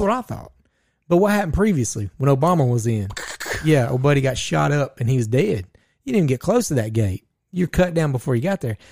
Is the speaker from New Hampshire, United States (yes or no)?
no; Georgia, United States; we are from Georgia